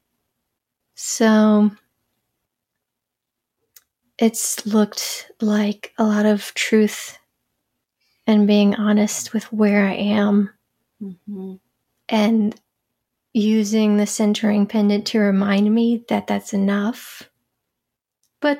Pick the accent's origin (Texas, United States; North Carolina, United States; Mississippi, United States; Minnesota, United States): North Carolina, United States; Charlotte; I grew up in Charlotte, North Carolina. I lived in the Carolinas all my life